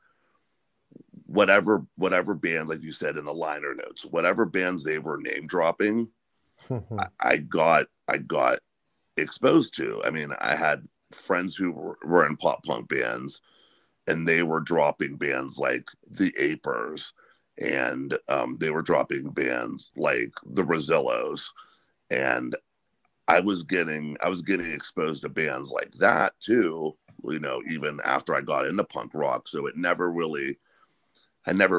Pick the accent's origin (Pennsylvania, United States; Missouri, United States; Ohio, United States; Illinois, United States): Pennsylvania, United States; Western; Western Pennsylvania